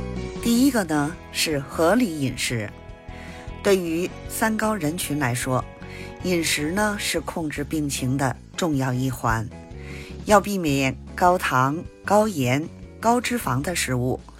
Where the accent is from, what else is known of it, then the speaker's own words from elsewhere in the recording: Beijing, China; 我是北京的…，咱们下期节目再